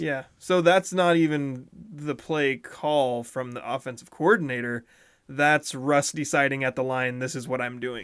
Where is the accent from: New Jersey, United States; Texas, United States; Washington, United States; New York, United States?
Washington, United States; Montesano; I'm from Monty